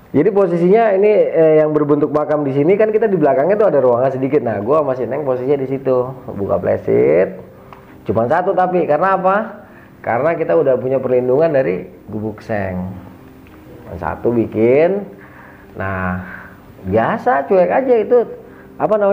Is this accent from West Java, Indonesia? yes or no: yes; Bandung, West Java, Indonesia; Gue bilang sama, gue juga dari Bandung.